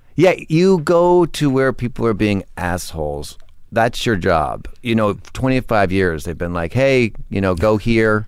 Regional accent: Weston, Connecticut, United States; I grew up in Connecticut

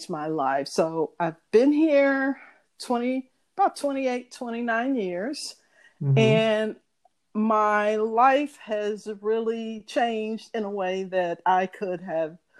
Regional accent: St. Louis, Missouri, United States; moved away as an adult; also born or lived in Chicago; I'm originally from St. Louis, Missouri. Grew up, born and raised.

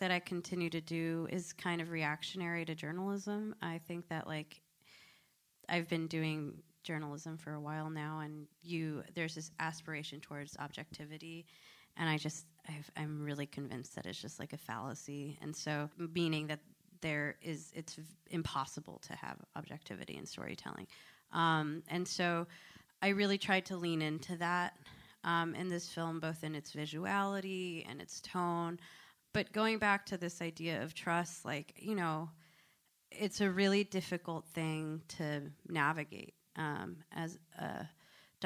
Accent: Connecticut, United States; I grew up in Connecticut

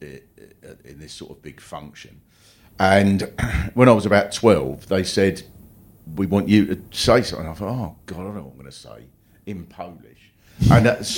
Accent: Kent, South East England, United Kingdom; I was brought up in Kent

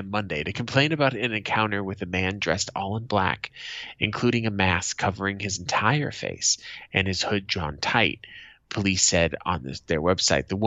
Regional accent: Boston, Massachusetts, United States; my hometown of Boston

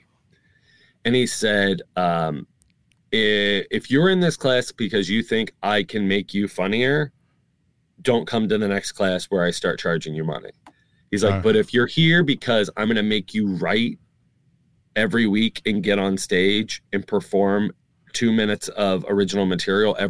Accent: Northern Kentucky, United States; I was born and raised in Northern Kentucky

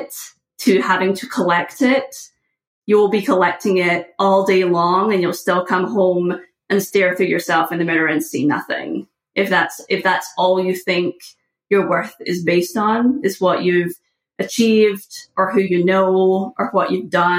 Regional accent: just outside of Glasgow, west coast of Scotland, United Kingdom; moved away as an adult; now in United States; I was born just outside of Glasgow, which is the largest city in Scotland, which is not really saying very much for sizes of cities. But I grew up there

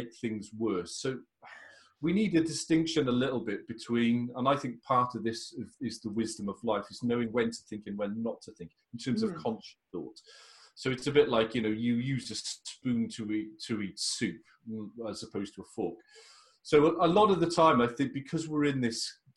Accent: Wales, United Kingdom; as a Welshman

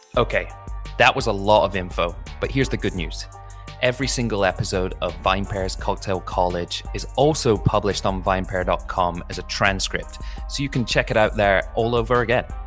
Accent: United Kingdom; as a Brit

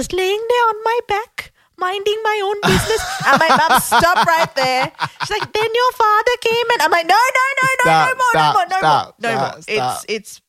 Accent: Melbourne, Victoria, Australia; moved away as an adult; also born or lived in Colombo, Sri Lanka; now in New York, United States; I grew up in Northcote and we moved to Clayton

